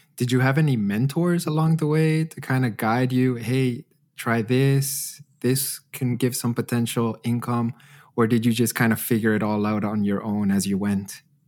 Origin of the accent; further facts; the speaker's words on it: Edmonton, Alberta, Canada; now in Germany; my hometown of Edmonton